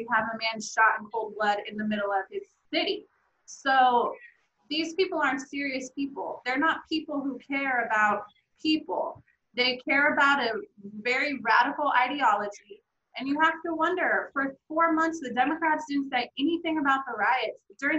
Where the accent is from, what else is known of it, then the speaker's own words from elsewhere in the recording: Oregon, United States; I'm from Oregon, so I'm like, this is serious to me. This is a major city in my state that I grew up in.